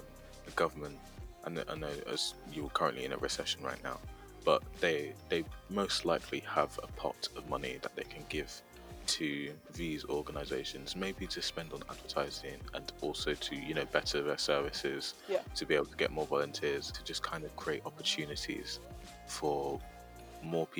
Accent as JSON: {"language": "English", "town": "Leeds", "region": "Yorkshire and the Humber", "country": "United Kingdom", "said": "I'm from Leeds"}